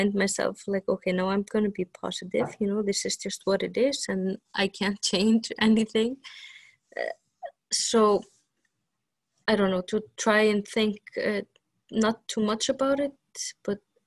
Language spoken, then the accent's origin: English; Vestmannaeyjar, Iceland; in my hometown, it's mostly fishing